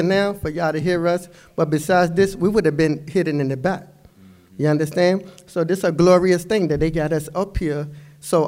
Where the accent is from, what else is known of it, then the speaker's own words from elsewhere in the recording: Norfolk, Virginia, United States; I come from Norfolk, so I come from the projects